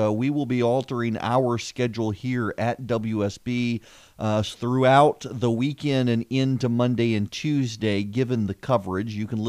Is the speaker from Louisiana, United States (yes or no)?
yes; South Louisiana, United States; also born or lived in Dubai; now in Georgia, United States; When I was a kid growing up in Louisiana